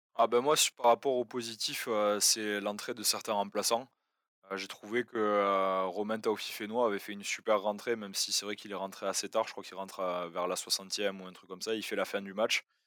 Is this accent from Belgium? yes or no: no; France; en tant que Français